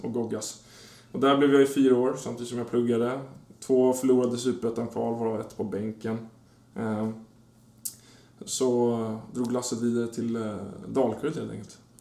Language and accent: Swedish; Danderyd, Stockholm County, Sweden; första fem åren innanför tullarna och sen efter det i Danderyd utanför